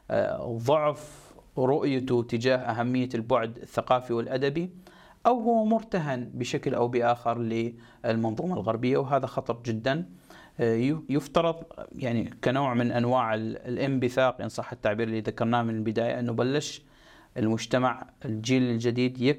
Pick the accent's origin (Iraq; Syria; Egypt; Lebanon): Egypt; اليوم انا كمصري لدي عماله ولدي قدره على آه، على تطوير